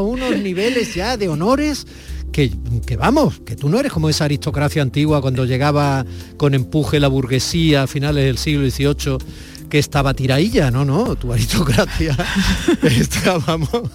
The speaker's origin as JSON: {"language": "Spanish", "region": "Andalusia", "country": "Spain"}